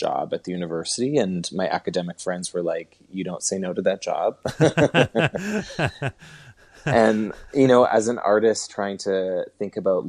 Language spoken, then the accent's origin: English; Edmonton, Alberta, Canada; moved away as an adult; also born or lived in Toronto; now in Calgary, Canada; So I was born and raised in Edmonton, and then I moved to Toronto in the early 2000s, and I lived in Toronto for 15 years, and then I just moved to Calgary, I guess, a year ago now.